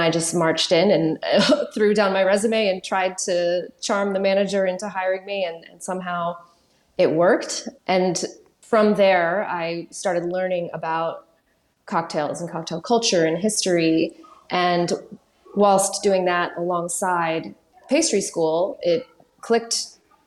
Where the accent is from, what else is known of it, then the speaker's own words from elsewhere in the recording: New Mexico, United States; moved away as an adult; also born or lived in New York; now in London, United Kingdom; I'm from New Mexico originally, in the southwest of the U.S., and went to New York when I was 23